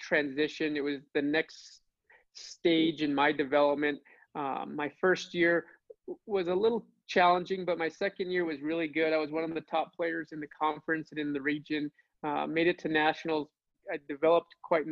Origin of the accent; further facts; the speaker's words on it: New Mexico, United States; my home state of New Mexico